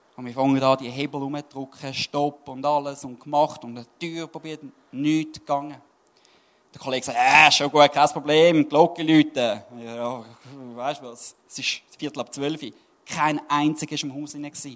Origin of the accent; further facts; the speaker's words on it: Switzerland; Als Schweizer